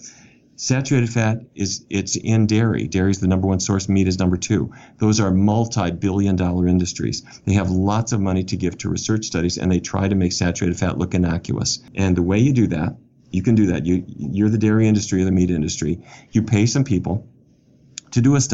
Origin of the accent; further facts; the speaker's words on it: Fargo, North Dakota, United States; I grew up in Fargo, North Dakota